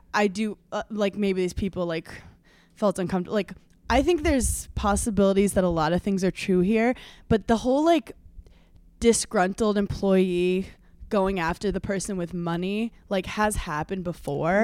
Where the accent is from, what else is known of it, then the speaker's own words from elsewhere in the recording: New York, United States; growing up in New York